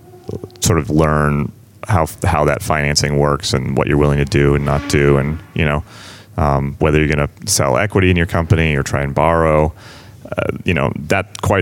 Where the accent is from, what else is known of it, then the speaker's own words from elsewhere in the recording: West Newbury, Massachusetts, United States; also born or lived in Amesbury; I grew up in West Newbury originally, so I'm pretty Pentucket. Local.